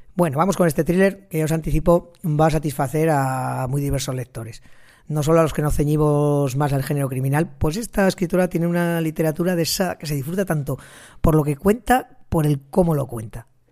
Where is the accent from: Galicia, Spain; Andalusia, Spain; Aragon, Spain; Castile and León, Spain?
Aragon, Spain; Ejea de los Caballeros; Geda los Caballeros, que es mi pueblo